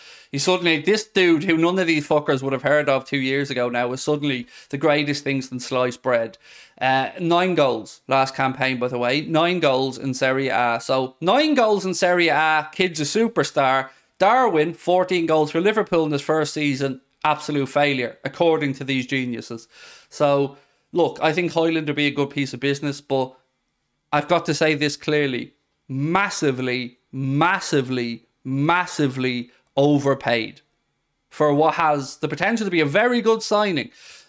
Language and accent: English; Denmark; I'm from Denmark.